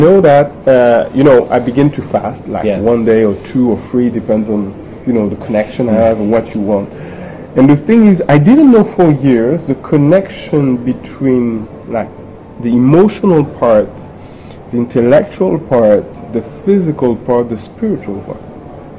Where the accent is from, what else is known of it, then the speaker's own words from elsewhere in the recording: Paris, Île-de-France, France; I was born in Paris, studied in Paris, worked in Paris